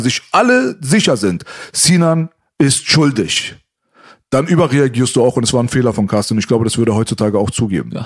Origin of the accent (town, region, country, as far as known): Berlin, Germany; born or raised there